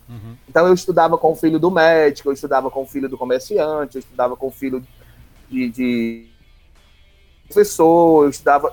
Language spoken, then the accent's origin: Portuguese; Palmácia, Ceará, Brazil; moved away as an adult; also born or lived in Redenção, Ceará; now in Pacatuba, Brazil; eu passei a minha infância e a minha adolescência em Palmácia